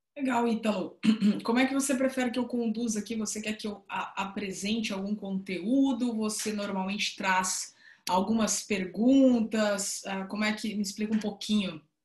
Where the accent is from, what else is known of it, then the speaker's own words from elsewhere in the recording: interior of São Paulo, Brazil; now in Salvador, Brazil; estou falando aqui diretamente de, de Salvador, mas sou do interior de São Paulo também, sou paulista